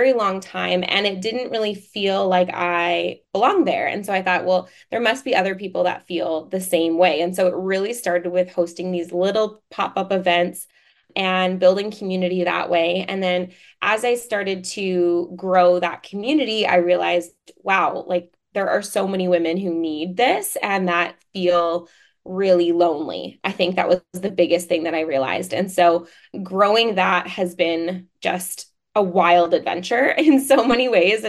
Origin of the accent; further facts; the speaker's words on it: Vancouver, British Columbia, Canada; I'm from Vancouver, Canada